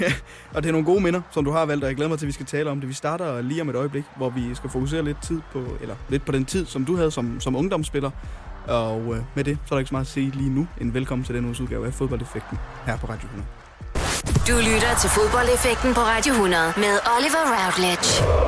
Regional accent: Hjørring, North Denmark Region, Denmark; nu kommer jeg selv fra Jøring af

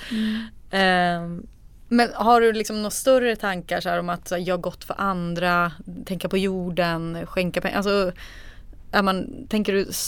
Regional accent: Sundsvall, Västernorrland County, Sweden; Ja men jag är från Sundsvall.

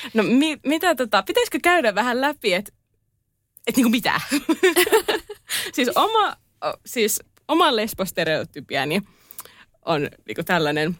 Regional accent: Turku, Southwest Finland, Finland; Olen Turusta.

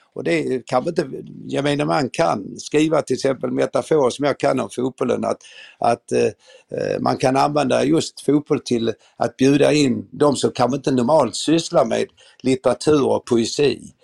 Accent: Malmö, Skåne, Sweden; moved away as an adult; now in Stockholm, Sweden; Jag är född och uppvuxen i Malmö

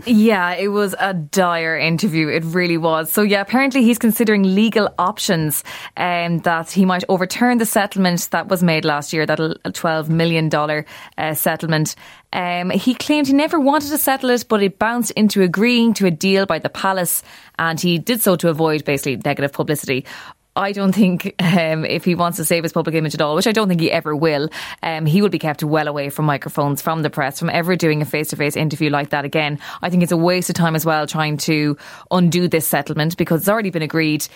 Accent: Ireland; it's about five million people on this little island of ours

